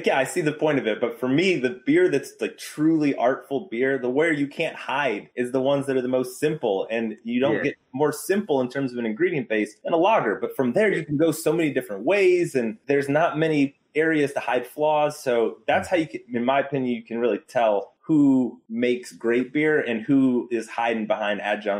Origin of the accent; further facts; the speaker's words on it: the South, United States; I grew up in the South